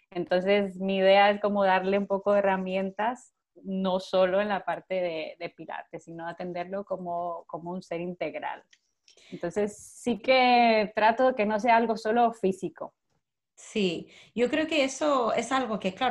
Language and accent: Spanish; Costa Rica; moved away as an adult; now in Barcelona, Spain; yo soy de Costa Rica, pero vivo en Barcelona ya hace seis años.